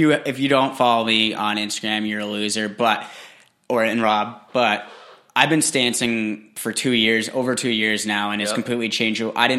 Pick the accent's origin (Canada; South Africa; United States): United States; New England; also born or lived in Los Angeles; I'm from New England